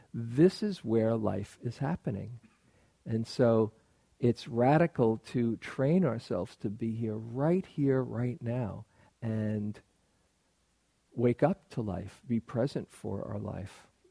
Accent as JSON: {"language": "English", "region": "New York", "country": "United States", "tie": "born or raised there", "said": "I grew up in New York, and people often live in superlatives in New York"}